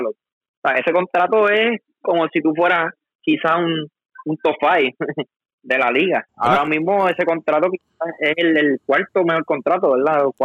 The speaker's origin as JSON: {"language": "Spanish", "country": "Puerto Rico", "said": "como, como boricua"}